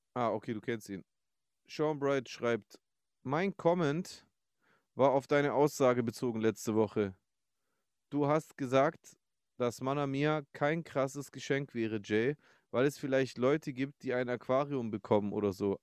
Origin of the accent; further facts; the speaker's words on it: Stuttgart, Baden-Württemberg, Germany; als Stuttgarter